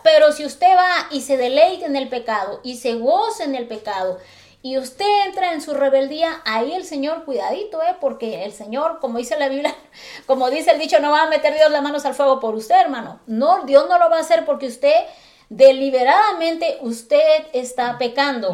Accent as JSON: {"language": "Spanish", "town": "Acapulco", "region": "Guerrero", "country": "Mexico", "said": "Yo soy de Acapulco Guerrero"}